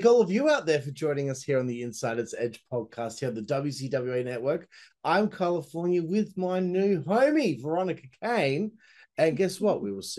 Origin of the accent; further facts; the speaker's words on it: Perth, Western Australia, Australia; I'm from Perth, Western Australia, right? Most isolated city in the world.